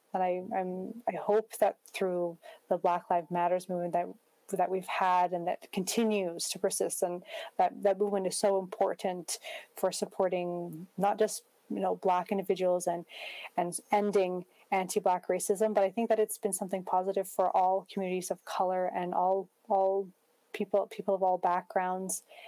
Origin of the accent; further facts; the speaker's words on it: Prince George, British Columbia, Canada; growing up as a Muslim in Prince George, it was a strong part of my identity.